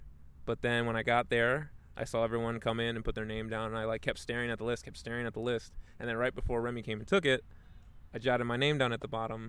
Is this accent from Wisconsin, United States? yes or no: yes; Milwaukee, Wisconsin, United States; I am from Milwaukee, born and raised. I grew up on the north side of town. So up near Good Hope, Mill Road, Silver Spring, up around there.